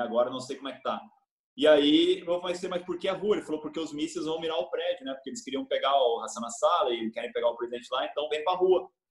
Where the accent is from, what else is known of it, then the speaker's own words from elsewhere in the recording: Brazil; sou brasileiro